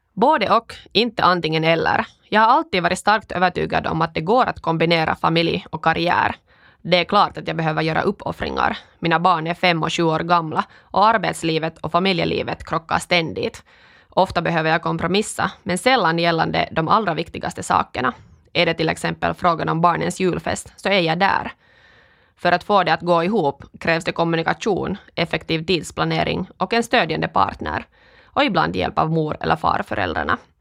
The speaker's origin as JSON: {"language": "Swedish", "town": "Kuopio", "region": "North Savo", "country": "Finland", "tie": "born or raised there", "also_born_or_lived": "Stockholm, Sweden", "first_language": "Finnish", "second_language": "Swedish", "moved": "as an adult", "lives_now": "Espoo, Finland", "said": "jag kommer från Kuopio, där jag vuxit upp i en finskspråkig familj"}